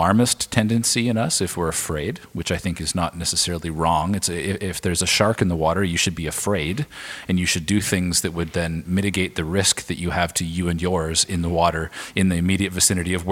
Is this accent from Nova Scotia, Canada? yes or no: no; Alberta, Canada; moved away as an adult; now in Vancouver, Canada; we're from Alberta originally, my wife